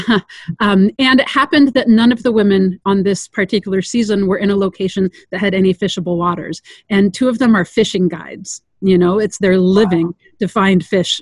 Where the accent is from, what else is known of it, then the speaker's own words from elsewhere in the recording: Sierra Nevada foothills, California, United States; also born or lived in Loomis, California; I grew up uh, in the environment you're seeing back behind me, so in the Sierra Nevada foothills